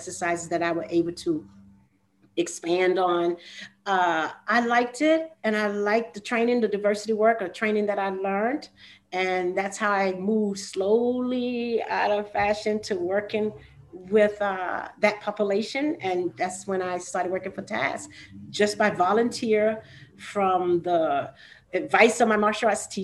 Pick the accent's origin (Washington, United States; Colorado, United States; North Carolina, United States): North Carolina, United States; moved away as an adult; also born or lived in Durham, North Carolina / New York; born and raised in the South.